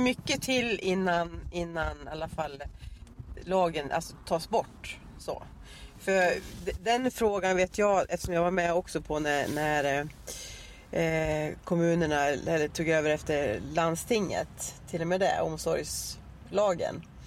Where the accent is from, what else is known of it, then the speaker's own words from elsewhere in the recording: Arbrå, Gävleborg County, Sweden; moved away as an adult; now in Dalarna, Sweden; jag eh, är uppvuxen, jag är ju född i Arbro, Bollnäs kommun i Hälsingland